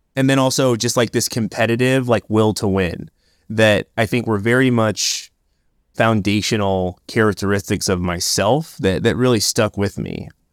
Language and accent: English; Oakland, California, United States; I grew up in Oakland, California